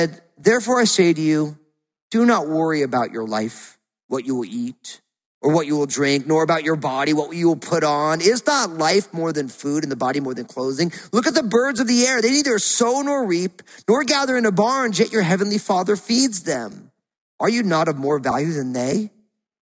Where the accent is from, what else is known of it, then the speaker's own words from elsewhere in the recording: New Jersey, United States; Growing up in New Jersey, there was all those seagulls down at the beach